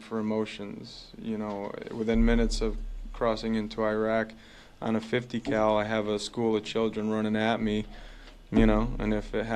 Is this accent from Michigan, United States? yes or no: no; New York City, New York, United States; I was born in Manhattan